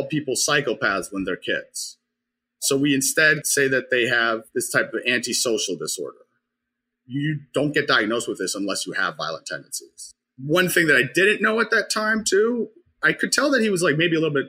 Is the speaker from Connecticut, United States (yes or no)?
yes; Norwalk, Connecticut, United States; I grew up in Norwalk, Connecticut